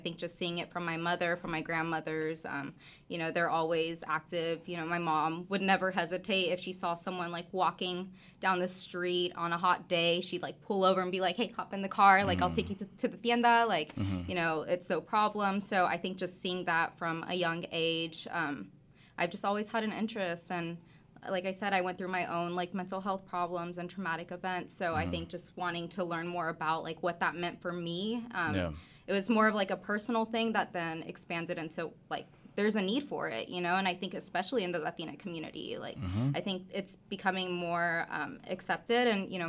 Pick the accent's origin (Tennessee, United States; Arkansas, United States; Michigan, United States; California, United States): Arkansas, United States; Rogers; also born or lived in Fayetteville / Springdale; Yeah, I was. I was born in Fayetteville, in the women's clinic. I can't remember exactly what it's called, but was raised in Springdale up until I was about 7 years old. Mm-hmm. And then we moved to my grandparents in Rogers